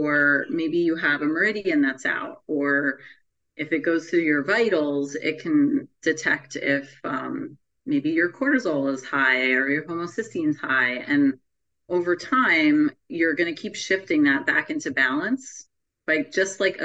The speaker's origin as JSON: {"language": "English", "region": "New Jersey", "country": "United States", "said": "I am from New Jersey"}